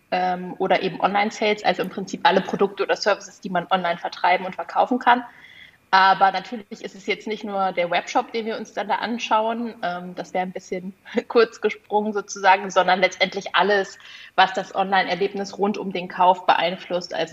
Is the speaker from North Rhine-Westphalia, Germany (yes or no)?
no; Hamburg, Germany; Also wenn ich als Hamburgerin jetzt plötzlich auch den Kaffee von einem Minishop in München kaufen kann